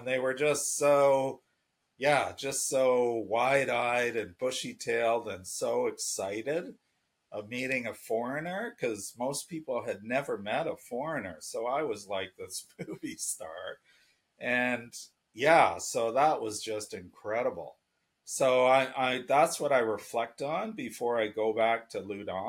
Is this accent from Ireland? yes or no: no; Canada; moved away as an adult; also born or lived in Nanjing, China / Jinan, China; I'm Canadian